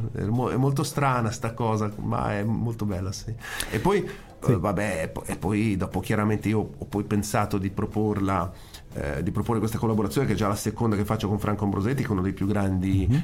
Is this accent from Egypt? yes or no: no; Italian Switzerland, Switzerland; ho anche avuto l'occasione di organizzare eventi dalle mie parti in, eh, nella Svizzera italiana